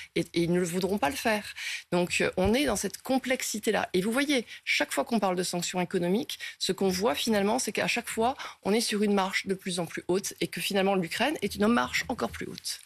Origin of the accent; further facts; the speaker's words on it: France; nous, en tant que Français